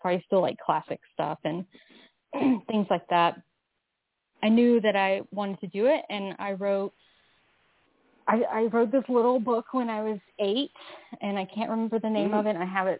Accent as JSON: {"language": "English", "region": "the South", "country": "United States", "tie": "born or raised there", "said": "just growing up in the South without, no, there wasn't, I didn't have the internet when I was"}